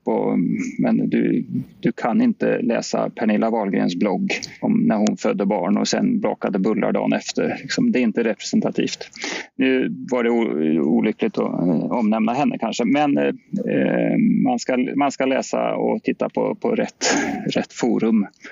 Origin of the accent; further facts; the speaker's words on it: Sweden; som svenskar